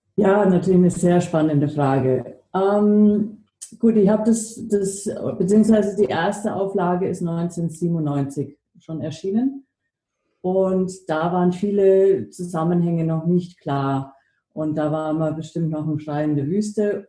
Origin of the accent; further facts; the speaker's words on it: Germany; also born or lived in United States; now in Austria; Ich bin in den USA geboren, in Deutschland aufgewachsen, lebe jetzt in Österreich.